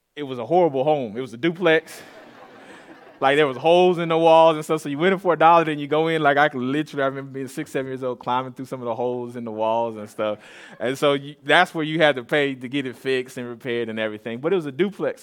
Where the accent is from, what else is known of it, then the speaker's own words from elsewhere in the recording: Austin, Texas, United States; I grew up here in the Austin area on the east side of Austin, uh, s, more so Saint John's